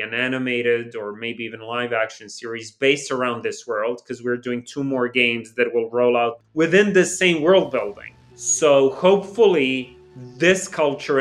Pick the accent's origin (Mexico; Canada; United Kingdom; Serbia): Serbia; Belgrade; me growing up in New Belgrade